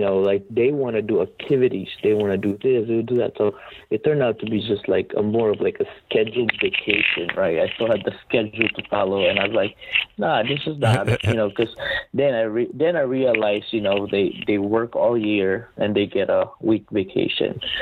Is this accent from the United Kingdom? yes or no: no; Philippines; moved away as an adult; now in United States; I was born and raised in the Philippines